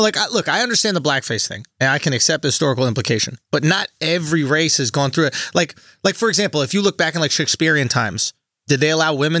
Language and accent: English; United States; But I'm American.